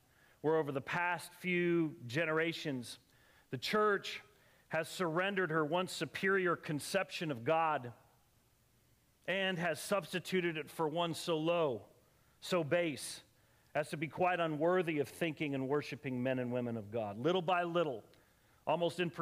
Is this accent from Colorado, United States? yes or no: yes; Colorado, United States; I grew up in Colorado, and I used to spend my summers hiking way back in the mountains with my friends in high school.